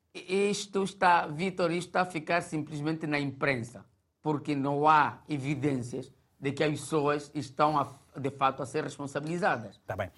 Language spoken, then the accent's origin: Portuguese; Mozambique; como moçambicanos